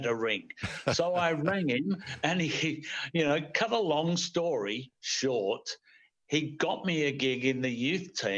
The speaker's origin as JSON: {"language": "English", "country": "Australia", "said": "I'm going home to Australia tomorrow"}